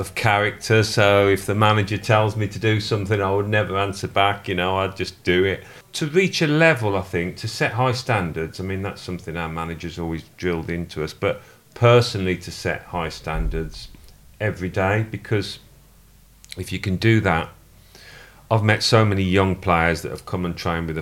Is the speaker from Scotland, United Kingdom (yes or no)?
no; Birmingham, West Midlands, United Kingdom; I was brought up in Birmingham